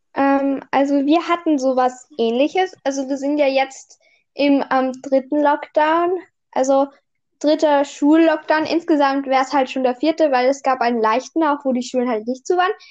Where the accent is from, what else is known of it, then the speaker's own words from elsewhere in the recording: Austria; bei uns in Österreich, halt, ich war letztes Jahr halt im ersten Gym